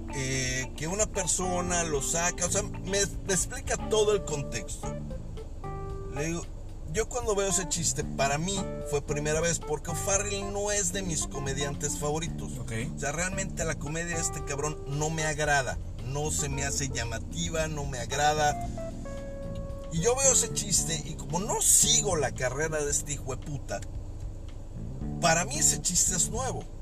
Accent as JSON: {"language": "Spanish", "country": "Mexico", "said": "todas las personas que vivimos y que somos mexicanos y que estamos en este precioso país"}